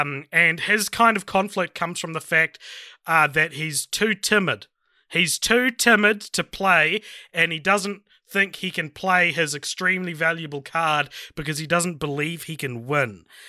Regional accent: New Zealand

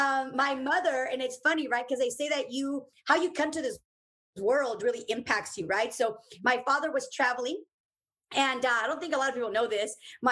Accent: Uruapan, Michoacán, Mexico; So yes, I am originariamente from Uruapan, Michoacán, Mexico.

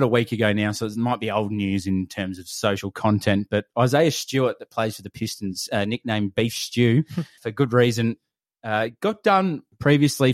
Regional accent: Australia; we're obviously from Australia

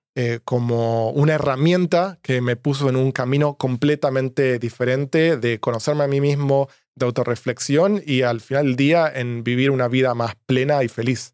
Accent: Argentina; moved away as an adult; now in San Francisco, United States; soy argentino, mm. estudié economía en Argentina

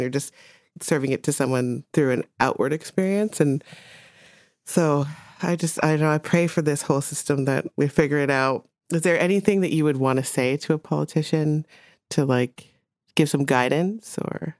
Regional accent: Jamaica; moved away; I was born in Jamaica

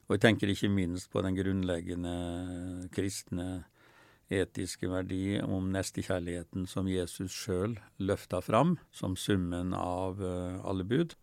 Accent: Molde, Møre og Romsdal, Norway; now in Oslo, Norway; der jeg vokste opp utafor Molde

